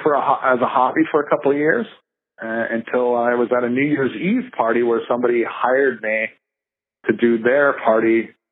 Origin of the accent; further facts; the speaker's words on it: Canada; we're Canadian